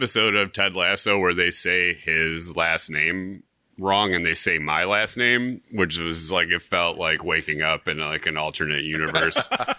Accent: Chicago, Illinois, United States; moved away as an adult; now in Pacific Northwest, United States; I grew up in I'm from Chicago. Like, mm-hmm. I grew up there. But like a lot of, like, I'm kind of a road guy.

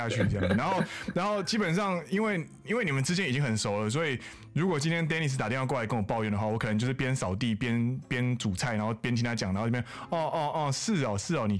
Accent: Taiwan; 我们是台湾人，好不好？我们台湾人。

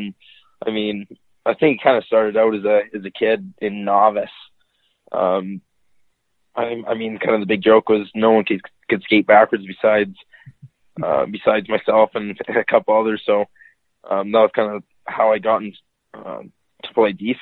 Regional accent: Red Deer, Alberta, Canada; Red Deer, Alberta.

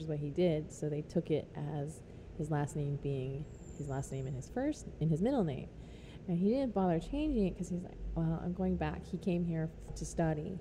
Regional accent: Southern California, United States; now in New Orleans, United States; when I grew up in Southern California, uh, I I grew up Buddhist

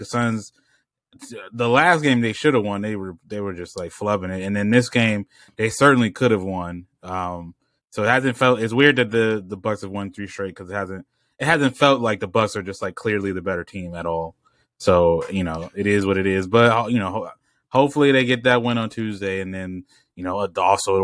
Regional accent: United States; As an American

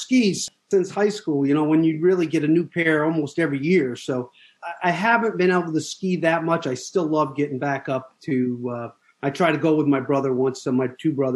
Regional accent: Vermont, United States; I'm from Vermont

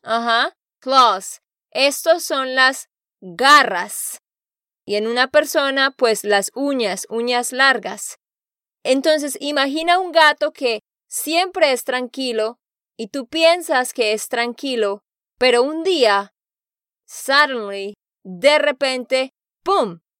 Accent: Santander, Colombia; de Santander, Colombia.

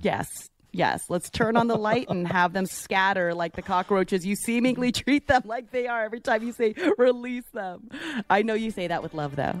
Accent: Bay Area, California, United States; now in Florida, United States; growing up in the Bay Area, like, my dad would, would dive for abalone

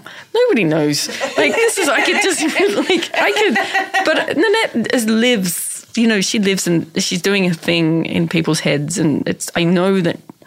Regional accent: Tasmania, Australia; I'm from Tasmania, which is another world entirely.

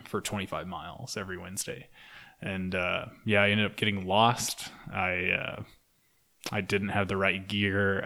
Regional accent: Durant, Oklahoma, United States; also born or lived in Stillwater, Oklahoma; I lived in Durant, Oklahoma for the longest time. I grew up there.

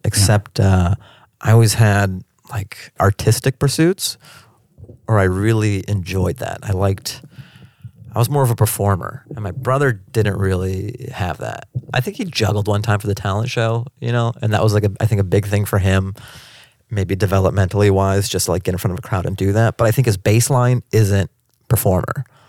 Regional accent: Seattle, Washington, United States; now in Los Angeles, United States; I grew up in Seattle.

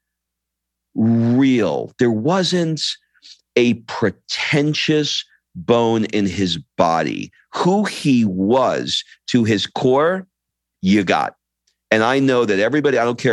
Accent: New York, United States; moved away as an adult; now in Italy; I grew up in New York and, you know, I never lived in Europe before

